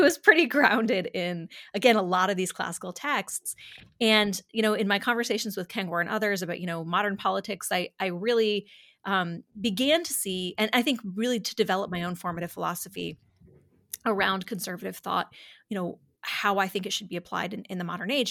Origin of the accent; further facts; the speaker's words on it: Dansville, New York, United States; I grew up in a little town called Dansville, New York, uh, population four thousand